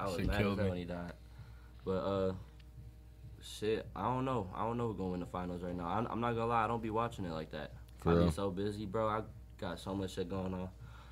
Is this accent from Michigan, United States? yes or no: yes; Lincoln Park, Michigan, United States; also born or lived in Farmington Hills; I grew up in Lincoln Park in Southwest and shit